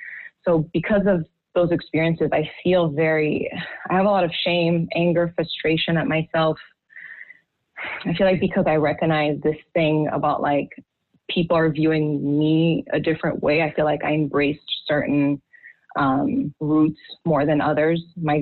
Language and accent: English; Haiti; also born or lived in Washington, D.C. / Europe; now in United States; growing up in Haiti, I grew up in a class where race was never a thing. You know, we were half black.